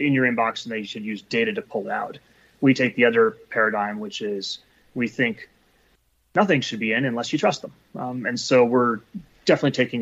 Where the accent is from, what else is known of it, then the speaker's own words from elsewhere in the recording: Bay Area, California, United States; also born or lived in New Jersey / New York / London / Eastern Europe; Bay Area, born and raised